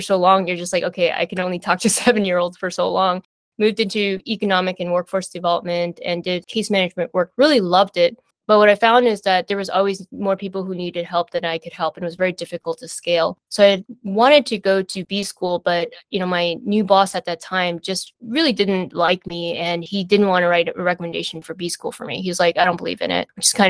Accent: San Francisco, California, United States; My family had migrated from Taiwan to the US, but I was born and raised in San Francisco.

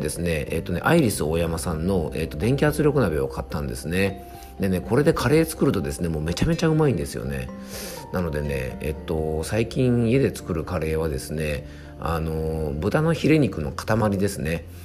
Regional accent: Yamanashi, Japan; 僕の地元のね山梨県

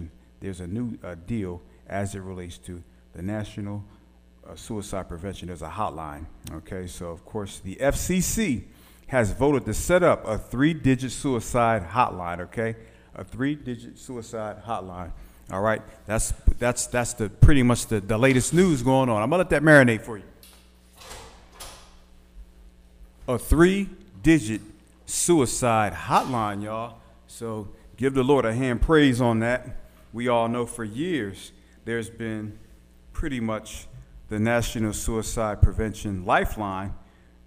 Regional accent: Philadelphia, Pennsylvania, United States; now in Little Rock, United States; I'm from West Philly, born and raised.

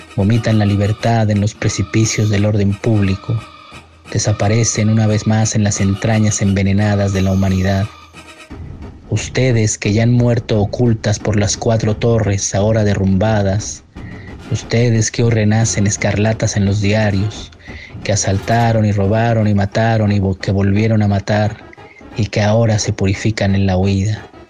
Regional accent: Mexico City, Mexico; Nací en la Ciudad de México en el año de 1970

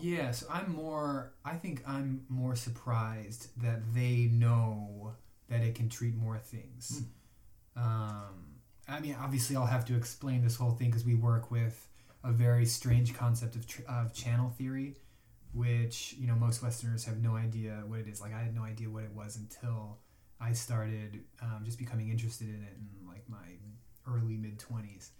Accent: Chicago, Illinois, United States; I'm from Chicago

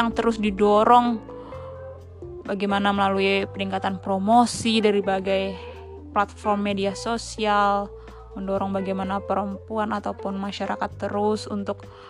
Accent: Sumbawa, West Nusa Tenggara, Indonesia; saya sendiri tuh dari Sumbawa, Nusa Tenggara Barat

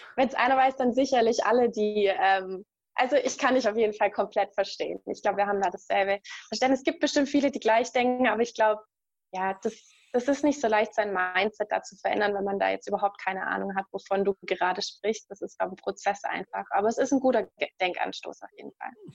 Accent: Germany; ich mag auch meine Heimat. Also es ist jetzt nicht so, dass ich mich unwohl fühle in Deutschland

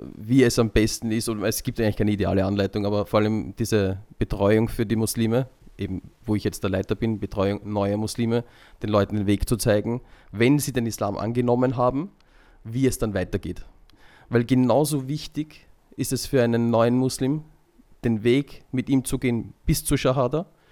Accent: Vienna, Austria; ich bin halt in Wien geboren und aufgewachsen

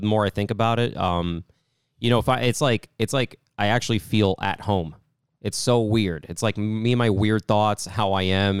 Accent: New York, United States; growing up in New York

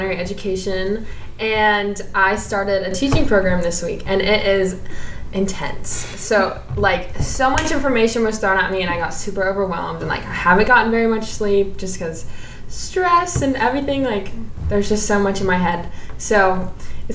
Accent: Birmingham, Alabama, United States; I'm from Birmingham, Alabama

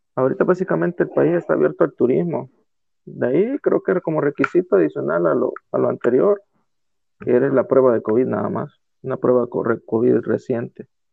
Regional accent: El Salvador; de El Salvador

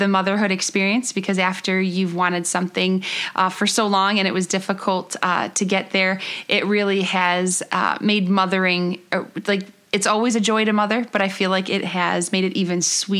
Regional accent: Buffalo, New York, United States; moved away as an adult; also born or lived in Columbus, Ohio; I was born and raised in Buffalo, New York, and we went to Ohio, and we were in Columbus for a couple years. In 2012, we moved there. We just moved back to Buffalo in 2016

